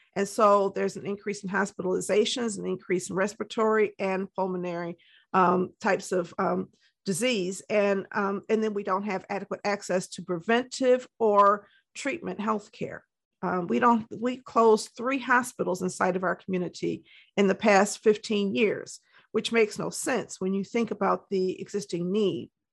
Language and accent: English; Detroit, Michigan, United States; also born or lived in Ann Arbor, Michigan; was raised in Detroit, and I currently live in the city of Detroit, Michigan